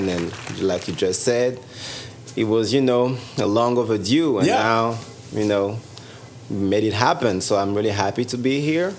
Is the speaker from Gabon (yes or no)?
yes; Gabon; moved away as an adult; also born or lived in France; now in Toronto, Canada; born and raised in Gabon. And then after that, after high school, I went on to spend some years in France